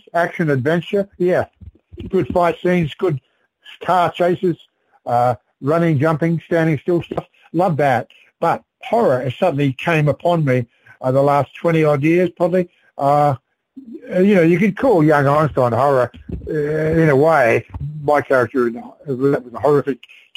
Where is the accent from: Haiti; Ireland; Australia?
Australia; South Australia; moved away; also born or lived in Sydney; I came from South Australia originally, but I was living in Sydney on and off